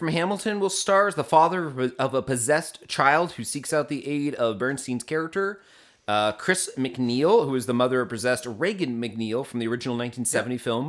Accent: South Africa; Being South African, a lot of the stars are unknowns

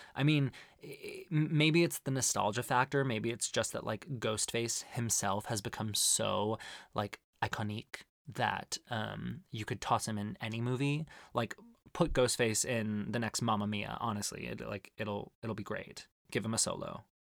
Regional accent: Arizona, United States; growing up in Arizona

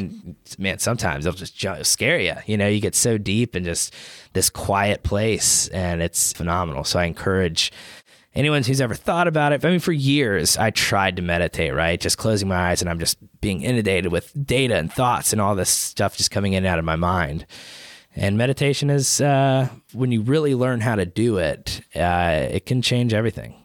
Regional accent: Chattanooga, Tennessee, United States; I'm born and raised in Chattanooga

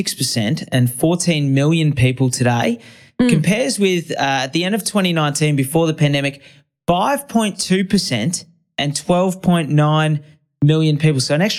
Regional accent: Brisbane, Queensland, Australia; I'm from Brisbane, right? Brisbane's the biggest council in the Southern Hemisphere by amount of residents and constituents. And as a result, every suburb's like identical, right?

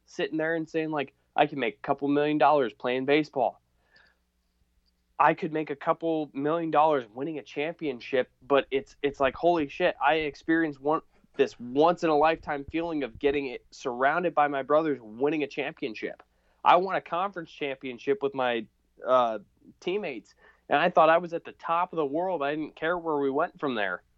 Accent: Nebraska, United States; I'm from Nebraska

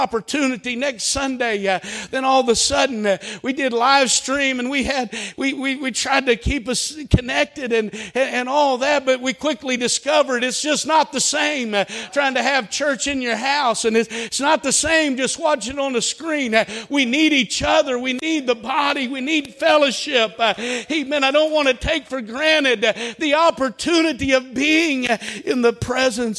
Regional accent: Holdenville, Oklahoma, United States; I grew up in Holdenville

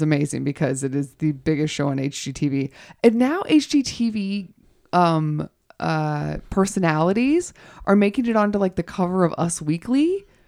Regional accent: the South, United States; moved away; I am originally from the South

